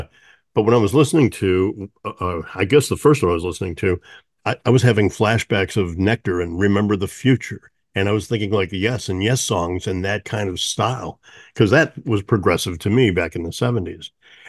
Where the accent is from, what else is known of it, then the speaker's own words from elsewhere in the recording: St. Louis, Missouri, United States; I grew up not far from you. I grew up in St. Louis